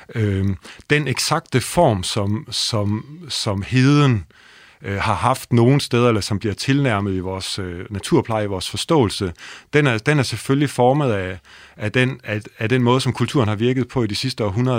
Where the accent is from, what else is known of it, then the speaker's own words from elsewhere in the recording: Holstebro, Central Denmark Region, Denmark; jeg er opvokset i Holstebro